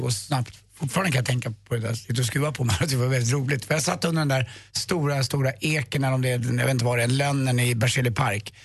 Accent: Sweden; jag är från Sverige

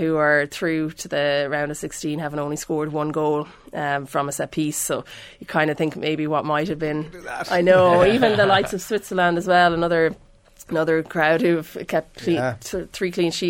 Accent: Ireland; It doesn't have the same ring to it for us as Irish fans.

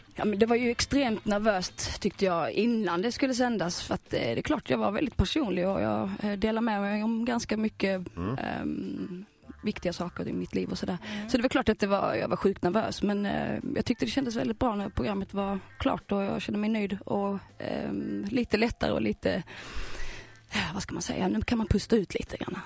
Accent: Skåne, Sweden; also born or lived in Helsingborg / Malmö; Som skåning

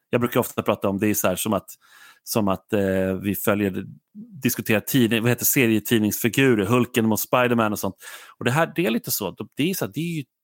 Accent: Sweden; som svensk åskådare

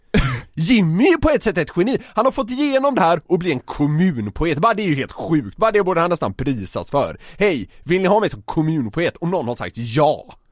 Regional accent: Gothenburg, Västra Götaland, Sweden; jag är från Göteborg

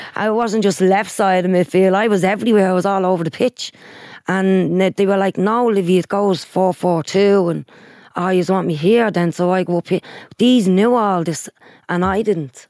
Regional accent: Dublin, Leinster, Ireland; Sheriff Street has always been my hometown

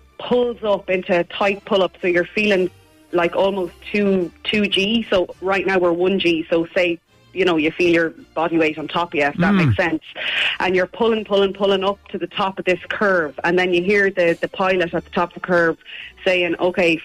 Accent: Ballina, Connacht, Ireland; Ballina, which is my hometown

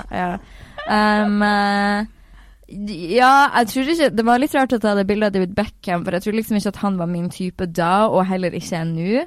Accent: Northern Norway, Norway; now in Oslo, Norway; Jeg er veldig nordlending, jeg er veldig der jeg er fra.

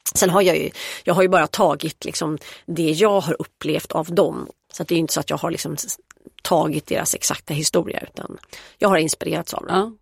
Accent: Stockholm, Stockholm County, Sweden; jag är uppvuxen på Östermalm

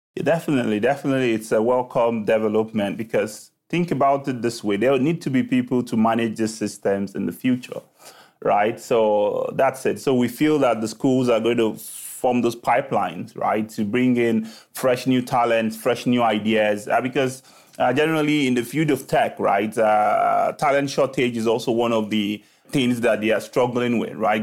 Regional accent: Lagos, Nigeria; moved away as an adult; I was born in Lagos, Nigeria, right, uh, where I started

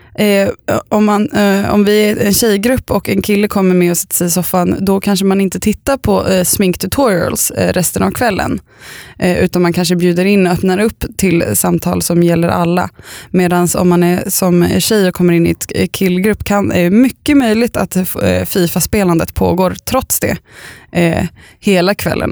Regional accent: Östervåla, Uppsala County, Sweden; moved away; jag åkte ambulans från där jag bodde när jag var liten i Östervåla

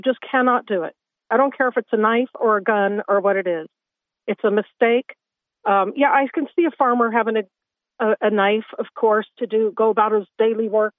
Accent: United States; now in Cavan, Ireland; Because I come from the States

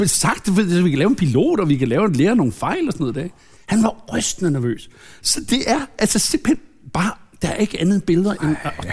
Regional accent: Lynge, Capital Region of Denmark, Denmark; now in Søborg, Denmark; jeg voksede op i Lynge. Jeg voksede op i femogtredive fyrre Lynge

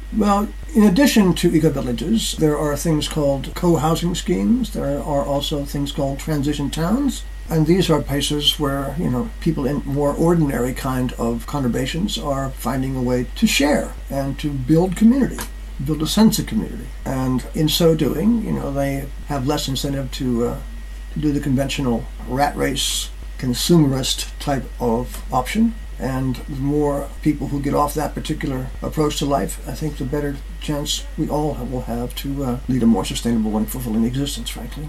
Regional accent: United States; moved away as an adult; now in Findhorn, United Kingdom; I was born in the United States

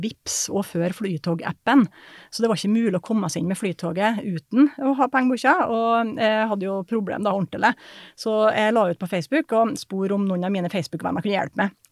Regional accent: Surnadal, Møre og Romsdal, Norway; Helt fra indre Nordmøre, da, Surndalen, der jeg kommer fra

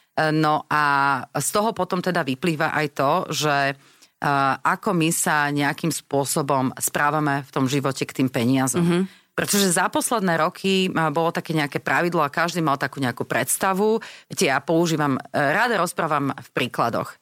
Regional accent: Slovakia; sme zase Slováci

